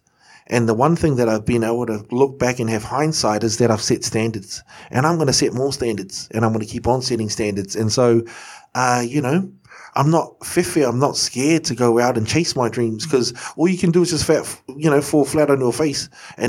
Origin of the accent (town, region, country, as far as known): Wellington, New Zealand; born or raised there; also born or lived in Hokianga, New Zealand / Kaitaia, New Zealand; now in Auckland, New Zealand